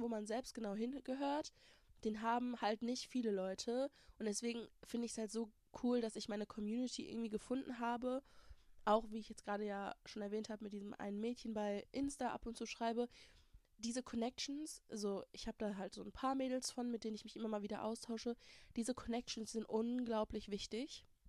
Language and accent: German; Germany; first language German; ich hier geboren, born, raised, Uni, Schule, alles gemacht habe